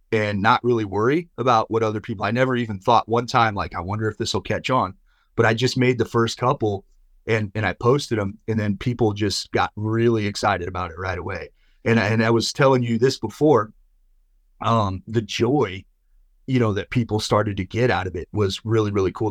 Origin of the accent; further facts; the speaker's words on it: Midwest, United States; I grew up in the Midwest